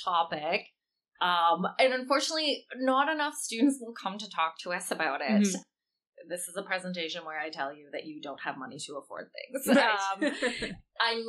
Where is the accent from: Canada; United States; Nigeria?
Canada; I'm Canadian and I've only lived in Canada